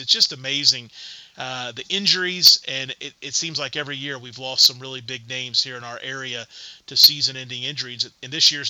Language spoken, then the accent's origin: English; New Albany, Indiana, United States; when I was a kid growing up in New Albany at New Albany High School.